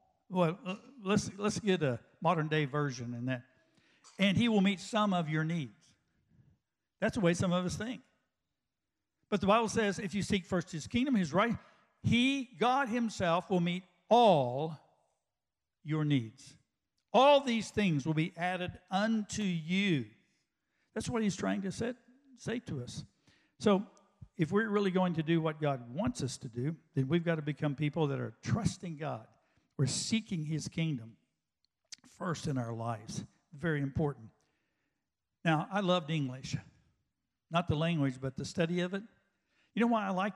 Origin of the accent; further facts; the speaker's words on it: West Texas, United States; I grew up out in West Texas